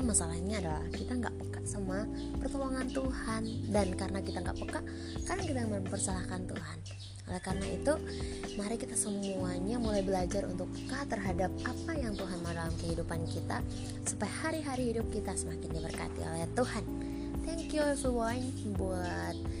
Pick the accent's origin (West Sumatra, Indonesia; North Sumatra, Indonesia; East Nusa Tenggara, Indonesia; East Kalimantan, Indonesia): East Nusa Tenggara, Indonesia; Kupang; now in Jakarta, Indonesia; Aku dari Kupang NTT sekarang stay di Jakarta